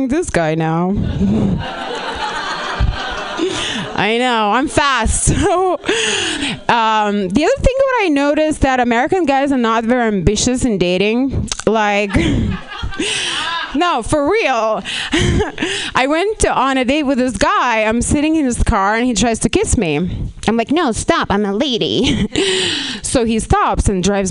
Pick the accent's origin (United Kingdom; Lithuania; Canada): Lithuania; moved away as an adult; now in Los Angeles, United States; I'm actually from Lithuania.